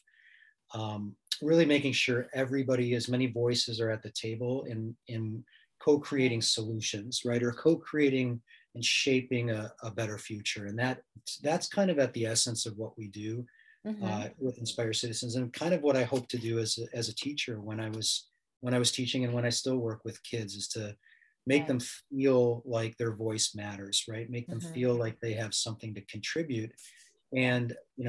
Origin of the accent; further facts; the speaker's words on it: Chicago, Illinois, United States; moved away as an adult; I'm from Chicago originally